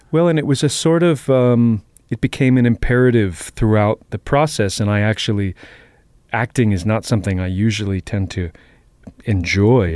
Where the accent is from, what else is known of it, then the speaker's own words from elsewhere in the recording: Boston, Massachusetts, United States; I grew up in Jamaica Plain